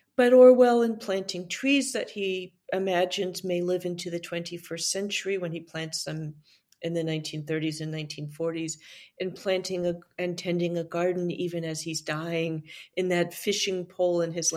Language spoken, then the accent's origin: English; California, United States; As a Californian